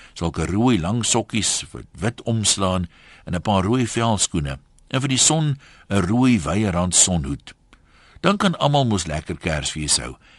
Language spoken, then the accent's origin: Afrikaans; South Africa; ons as Suid-Afrikaners